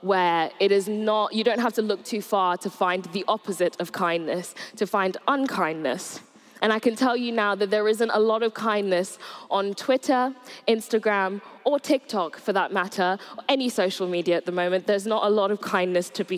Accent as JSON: {"language": "English", "area": "Surrey", "region": "South East England", "country": "United Kingdom", "tie": "born or raised there", "also_born_or_lived": "Nigeria / Bournemouth", "moved": "as an adult", "said": "I grew up in Surrey from about the age of 8. I moved here with my mum from Nigeria."}